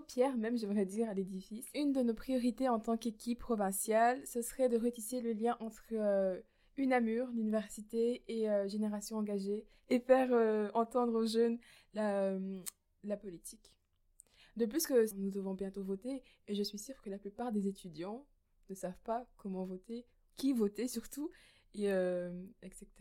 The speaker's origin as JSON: {"language": "French", "town": "Mouscron", "region": "Wallonia", "country": "Belgium", "moved": "as an adult", "lives_now": "Namur, Belgium"}